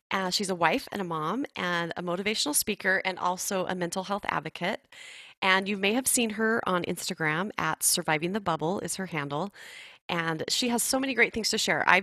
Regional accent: Arizona, United States; born there; in Arizona, then I moved away, then I came back. But yes, I love Arizona.

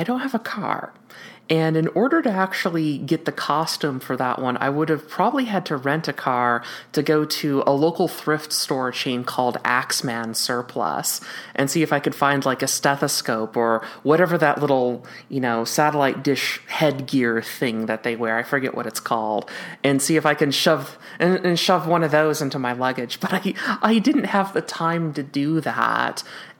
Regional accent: Minnesota, United States; I mean, I was there from Minnesota

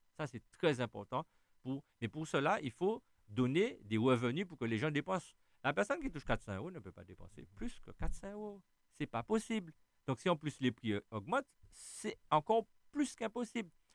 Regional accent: Schœlcher, Martinique; Je suis né où? En Martinique, à Chelchea

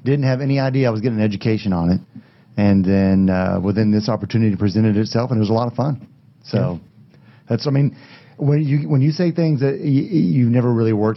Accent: Gainesville, Texas, United States; I grew up in Gainesville

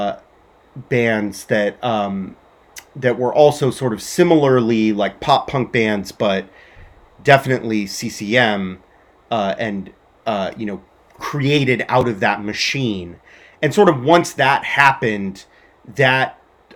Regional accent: Southern California, United States; I grew up in Southern California.

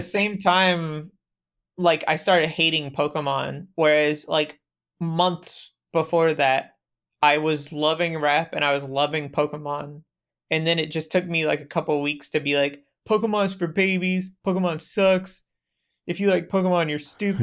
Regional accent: Polk County, Central Florida, United States; now in Germany; I grew up in Central Florida in Polk County.

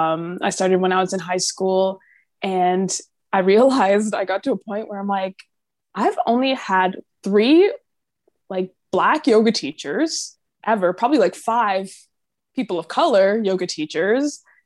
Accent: Jamaica; And I'm Jamaican, so I was like, oh, let me come visit.

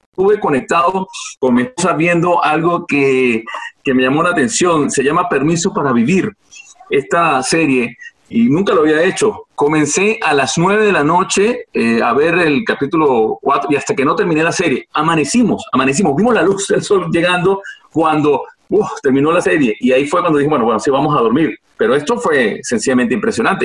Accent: Venezuela; now in Spain; nosotros como venezolanos

